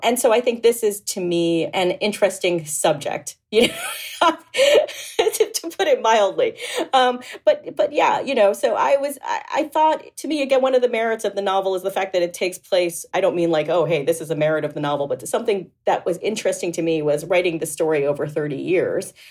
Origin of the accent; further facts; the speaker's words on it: Boca Raton, Florida, United States; I was raised in Boca Raton, Florida